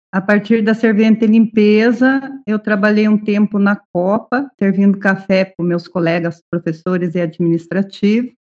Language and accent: Portuguese; Ponta Grossa, Paraná, Brazil; Sou daqui de Ponta Grossa.